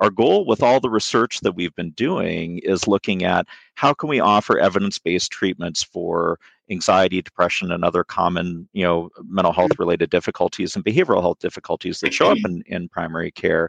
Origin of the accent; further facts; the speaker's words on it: Vancouver, British Columbia, Canada; moved away; I'm Canadian. I'm originally from Vancouver, British Columbia.